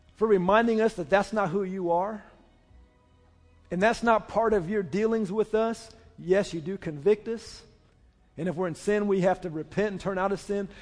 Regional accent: Oklahoma, United States; I say, "Oklahoma."

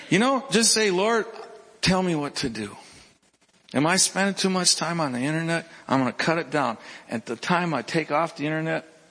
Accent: Minnesota, United States; I was from Minnesota.

